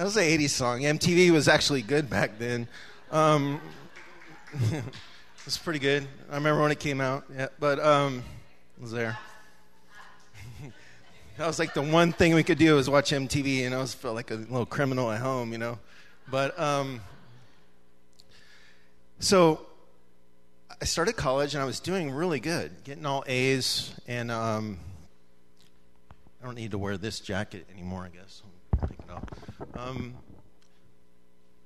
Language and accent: English; Manteca, California, United States; I grew up in California in a town, Manteca